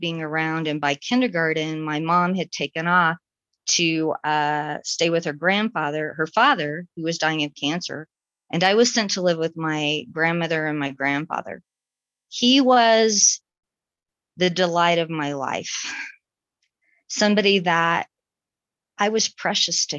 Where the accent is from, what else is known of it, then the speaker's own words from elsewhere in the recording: Florida, United States; I was born in Florida